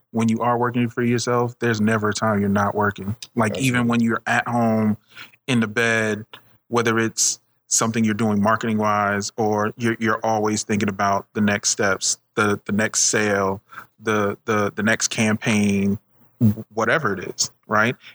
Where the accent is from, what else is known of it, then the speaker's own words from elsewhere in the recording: Jamaica; I'm from Jamaica.